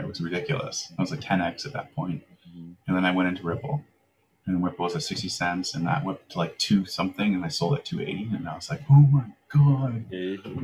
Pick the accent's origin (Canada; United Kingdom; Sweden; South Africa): Canada; Langley, British Columbia; also born or lived in Vancouver, Canada / Davis Bay, Canada; I moved up to Langley when I was seven yeah. uh, with a family that adopted me, mm-hmm. and I spent my growing up years in like a suburb of Langley